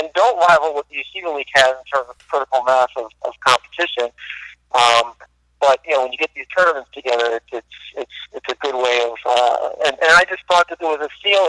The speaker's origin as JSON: {"language": "English", "town": "Silver Spring", "region": "Maryland", "country": "United States", "tie": "born or raised there", "moved": "yes", "said": "I'm from Maryland, I grew up in Silver Spring, I went to Hebrew Academy down there."}